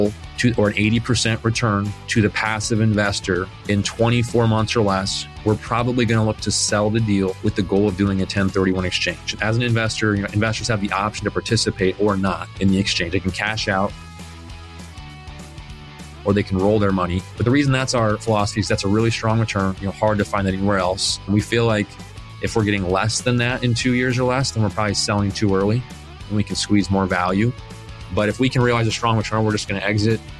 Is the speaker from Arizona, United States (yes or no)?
yes; Phoenix, Arizona, United States; I was born and raised here in Phoenix, Arizona